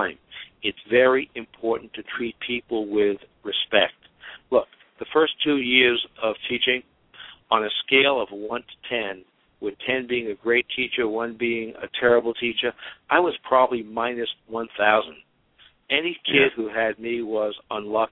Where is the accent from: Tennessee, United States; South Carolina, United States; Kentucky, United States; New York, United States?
New York, United States; New York City; I came from Brooklyn Projects